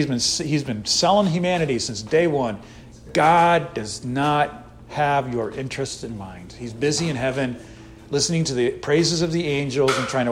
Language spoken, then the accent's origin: English; Northeast, United States; now in Texas, United States; I'm from the Northeast